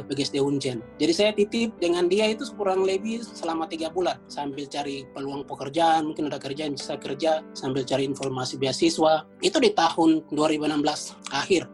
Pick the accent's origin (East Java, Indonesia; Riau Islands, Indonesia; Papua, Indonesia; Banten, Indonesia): Papua, Indonesia; moved away as an adult; now in Washington DC, United States; saya dari Indonesia Timur sebagai anak Papua